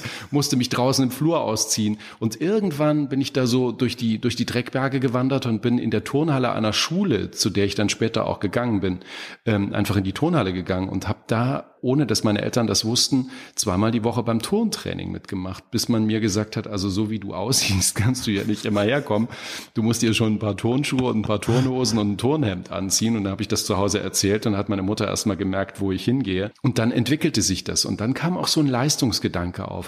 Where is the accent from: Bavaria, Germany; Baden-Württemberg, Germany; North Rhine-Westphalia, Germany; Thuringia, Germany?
Thuringia, Germany; Apolda; moved away; in meiner Heimatstadt Apolda, mitten in Thüringen